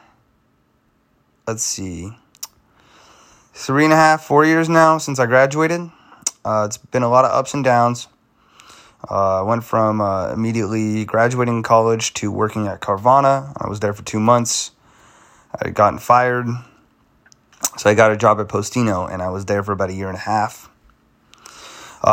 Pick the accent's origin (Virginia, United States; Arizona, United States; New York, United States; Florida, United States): Arizona, United States; Phoenix; also born or lived in Monterey Bay, California; I am from Phoenix, Arizona